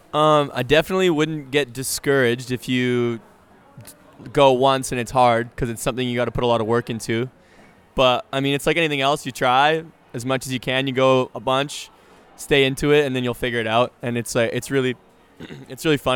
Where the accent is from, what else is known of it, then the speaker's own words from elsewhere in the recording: Canada; I played hockey because I'm Canadian